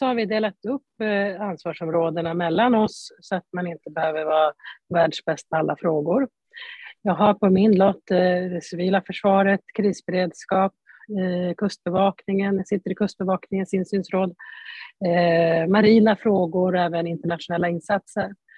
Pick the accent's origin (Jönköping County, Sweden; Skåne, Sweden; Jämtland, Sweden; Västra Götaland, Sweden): Jämtland, Sweden; moved away; also born or lived in Stockholm County; Jag är född och uppvuxen i Jämtland.